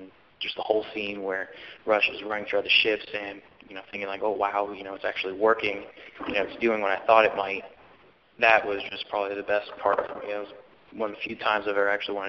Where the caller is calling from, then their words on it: Florida, United States; I'm calling from Florida